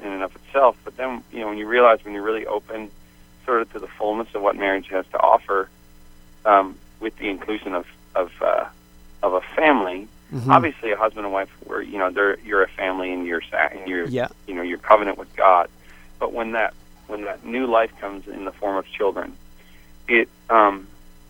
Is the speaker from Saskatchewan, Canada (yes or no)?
no; St. John's, Newfoundland and Labrador, Canada; moved away as an adult; also born or lived in Phoenix, Arizona; I grew up in St. John's and moved to Arizona when I was 20